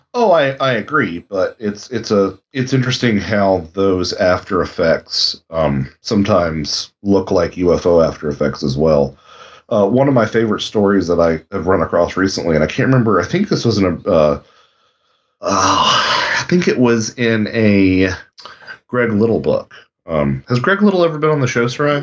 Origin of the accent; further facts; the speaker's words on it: North Carolina, United States; I'm from North Carolina